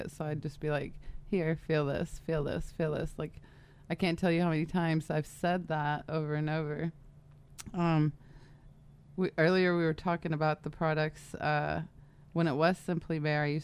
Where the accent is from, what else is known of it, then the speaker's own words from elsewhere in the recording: San Diego, California, United States; also born or lived in Michigan; I grew up in San Diego, moved, lived in Michigan uh, throughout high school.